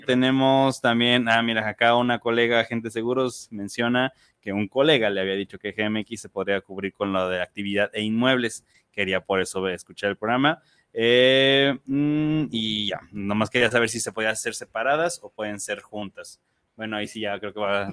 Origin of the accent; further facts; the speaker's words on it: Mexico; como mexicanos